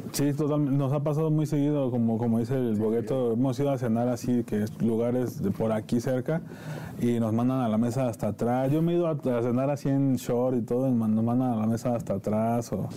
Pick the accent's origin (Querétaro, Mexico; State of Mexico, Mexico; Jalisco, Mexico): State of Mexico, Mexico; Nezahualcóyotl; nosotros venimos de Nesa